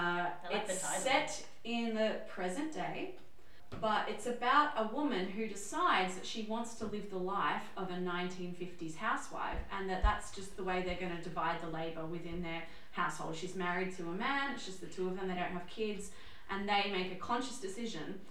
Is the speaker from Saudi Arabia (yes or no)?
no; Ireland; I am Irish